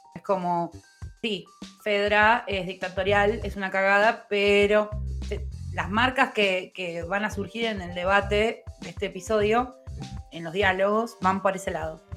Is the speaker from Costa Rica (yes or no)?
no; Lomas de Zamora, Buenos Aires Province, Argentina; soy de Lomas